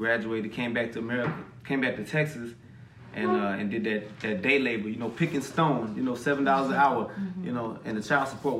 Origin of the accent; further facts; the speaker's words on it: Ávila, Castile and León, Spain; when I was growing up in Spain, they all thought I was Puerto Rican. And I was like, nah, my mama's from right here down the street. Avila, Spain